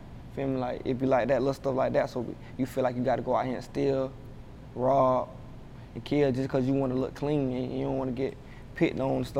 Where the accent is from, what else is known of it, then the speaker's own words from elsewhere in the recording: Jacksonville, Florida, United States; I was born in Jacksonville. I stayed with my mom in some apartments before we moved to Hilltop. So, but I was like 8 years old when I moved there, and I stayed there for 10 years.